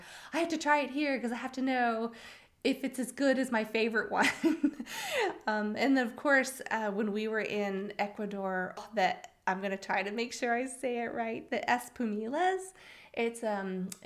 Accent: Florida, United States; grew up in Florida

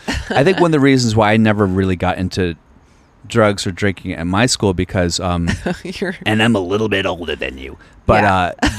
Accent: Alexandria, Virginia, United States; So I grew up, I went to school called T.C. Williams.

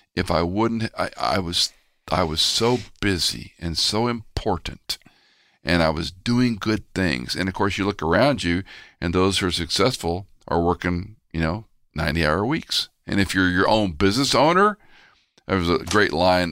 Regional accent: Houston, Texas, United States; moved away; also born or lived in Atlanta; I used to go back to Houston, where I grew up mostly, I was born in Atlanta

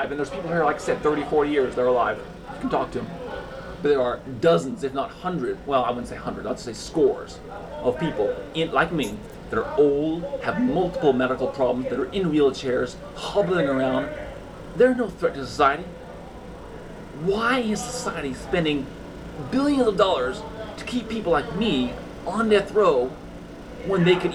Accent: Concord, California, United States; Concord, California.

